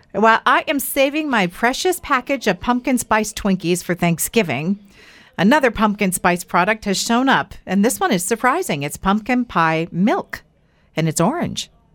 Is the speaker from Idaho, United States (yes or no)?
yes; Idaho, United States; we grew up here in Idaho